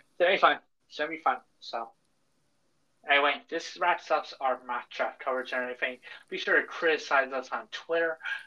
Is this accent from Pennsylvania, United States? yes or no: yes; Philadelphia, Pennsylvania, United States; I grew up in Philadelphia.